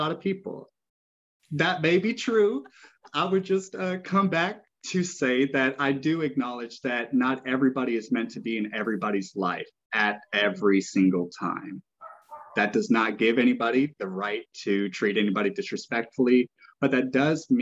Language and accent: English; Arkansas, United States; now in Oregon, United States; I grew up in Arkansas. I am a country boy at heart, even though I love living in the cities.